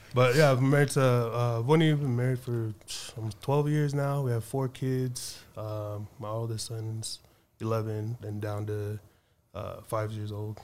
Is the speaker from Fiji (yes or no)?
yes; Suva, Central Division, Fiji; now in United States; I was born in Suva